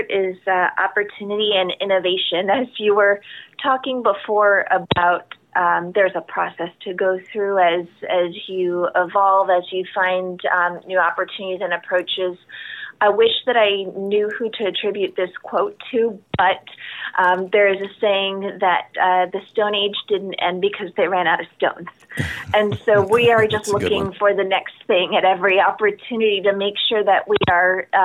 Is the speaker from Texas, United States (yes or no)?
no; South Florida, United States; I grew up in South Florida